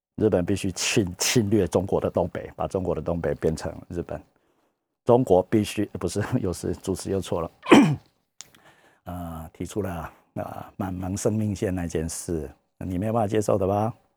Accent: Taiwan; 我们台湾人

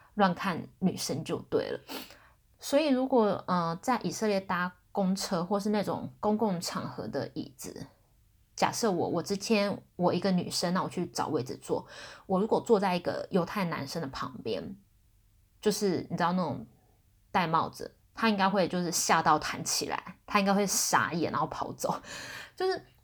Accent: Taiwan; 我台湾人嘛

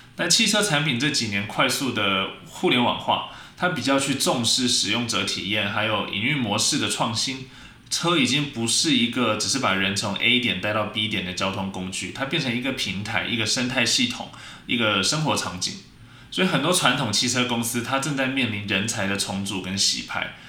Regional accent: Taiwan; 我们台湾人

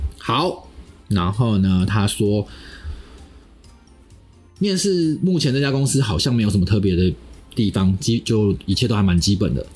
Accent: southern Taiwan, Taiwan; 因为我从南部上来的，所以还要缴房租，算是有点吃紧。

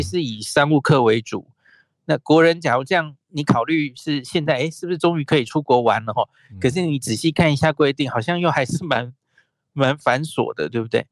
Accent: Taiwan; 我们台湾人想现在出去玩

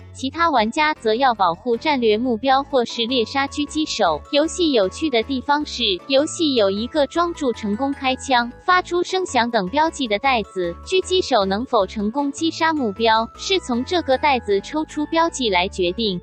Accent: Taiwan; moved away; 我是从台湾来的

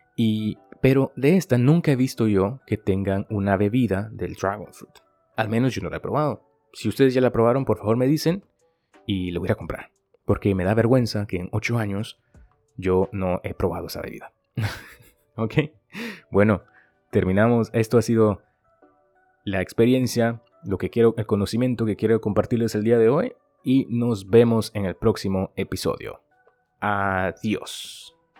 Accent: Guatemala; now in Taiwan; yo soy de Guatemala

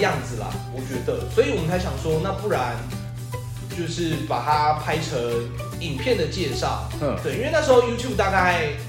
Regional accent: Taichung, Taiwan; 哎，台中人土生土长，台中人没有出去过，

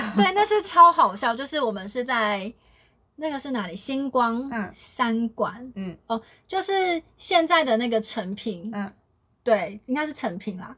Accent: Taiwan; 对啊，这里是台湾， 对 我是台

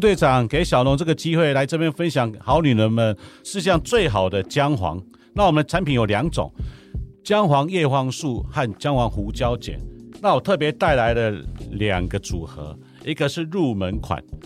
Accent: Taipei, Taiwan; moved away as an adult; now in Hualien, Taiwan; 我是台北人到花莲当农夫，已经有机农夫，已经第十年

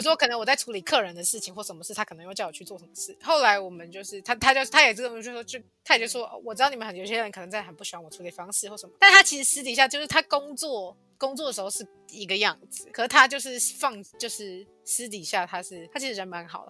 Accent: Taiwan; moved away as an adult; now in Australia; 我们台湾人

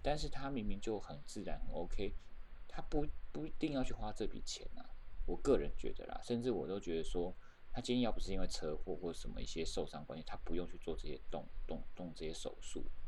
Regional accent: Taiwan; 我自己觉得我是身为台湾人，我是蛮骄傲的

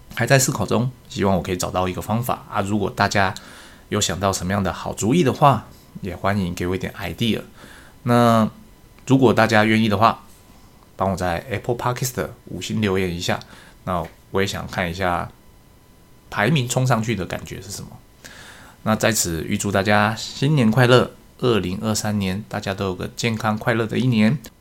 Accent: Taiwan; 我们台湾人过农历年

